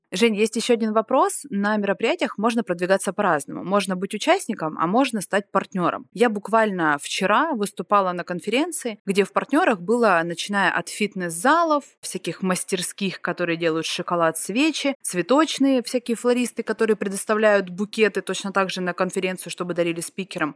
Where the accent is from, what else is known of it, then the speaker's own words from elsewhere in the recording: Rostov-on-Don, Rostov Oblast, Russia; я из Ростова-на-Дону